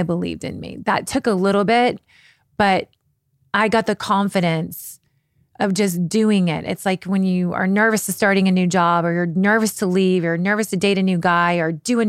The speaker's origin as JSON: {"language": "English", "region": "Kentucky", "country": "United States", "also_born_or_lived": "London, United Kingdom", "said": "You know, I was from Kentucky. My mom grew up on a farm."}